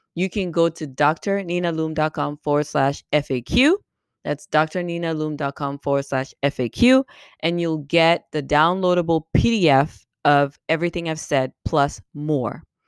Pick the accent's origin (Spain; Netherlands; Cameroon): Cameroon; moved away as an adult; also born or lived in Caribbean; now in United States; I'm from Cameroon, and I was born and raised there